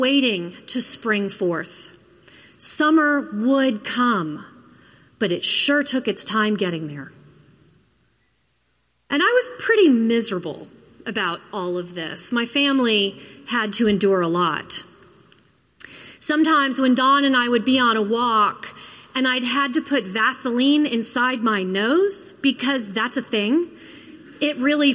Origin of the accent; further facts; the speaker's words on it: Florida, United States; moved away; also born or lived in Minnesota; I grew up in Florida